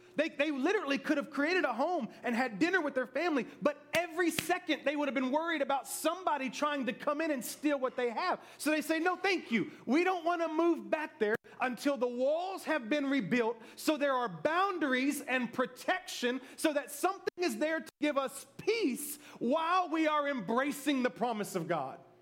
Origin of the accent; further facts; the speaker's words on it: Memphis, Tennessee, United States; moved away; I was from Memphis